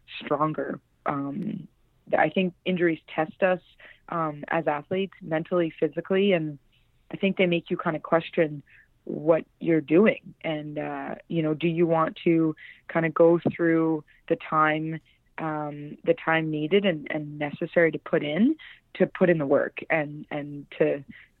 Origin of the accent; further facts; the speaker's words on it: Vancouver, British Columbia, Canada; I come from Vancouver, and I have three older brothers